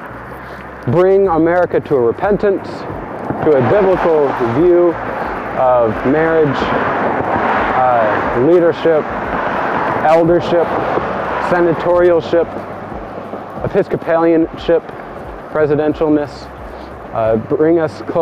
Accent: United States; I'm an American

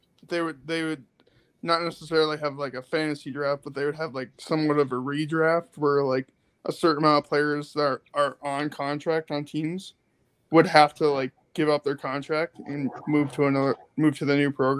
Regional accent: Alaska, United States; my hometown, Alaska.

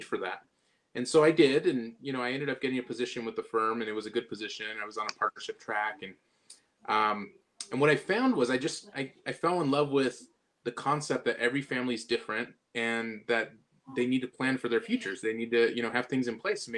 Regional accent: Southern California, United States; originally I'm from Southern California

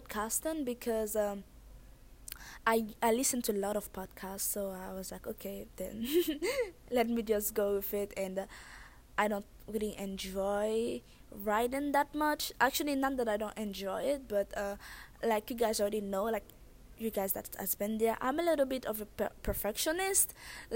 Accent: Haiti; accent: thick accent; moved away; I was born and raised in Haiti

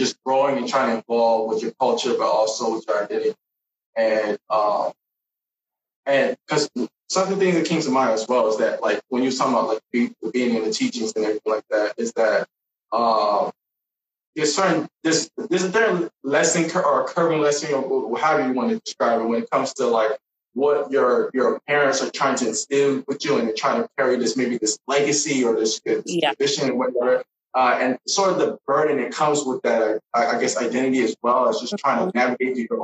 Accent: United States; this Nigerian Panamanian, born in the state

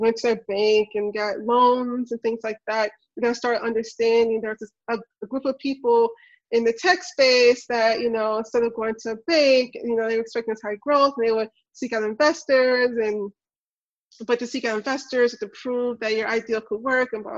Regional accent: Memphis, Tennessee, United States; I'm from Memphis. I grew up in the not so best neighborhood

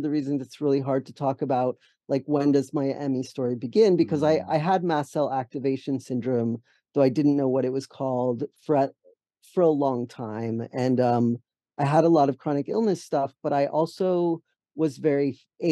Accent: Allentown, Pennsylvania, United States; moved away as an adult; also born or lived in San Francisco / New York; now in Massachusetts, United States; I grew up in Allentown, Pennsylvania

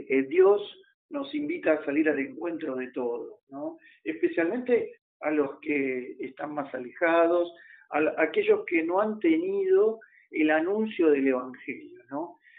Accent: Argentina; nuestro país

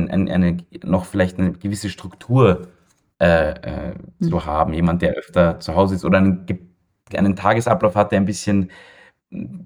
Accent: Vienna, Austria; ich bin ja in Wien geboren und aufgewachsen und war mein ganzes Leben hier

